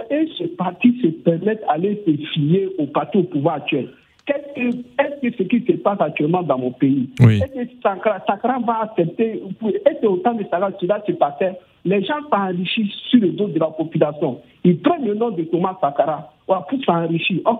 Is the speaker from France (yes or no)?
no; Côte d’Ivoire; now in Burkina Faso; je suis né en Côte d'Ivoire. Quand on était en Côte d'Ivoire